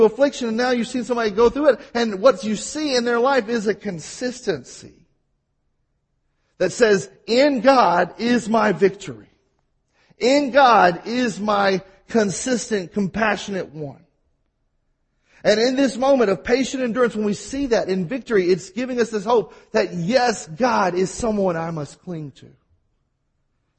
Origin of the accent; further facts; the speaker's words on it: Mississippi, United States; accent: Mississippi; I have my Mississippi accent